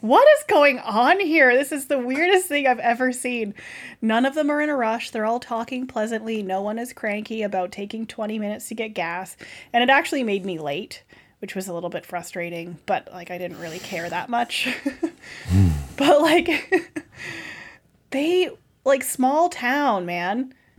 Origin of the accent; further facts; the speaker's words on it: Canada; We're like, Canada.